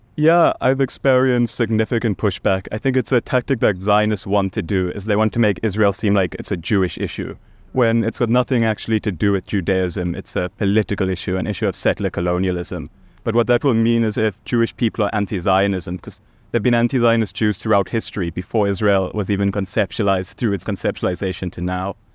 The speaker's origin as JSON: {"language": "English", "country": "South Africa", "tie": "born or raised there", "said": "I'm South African. I was born in South Africa"}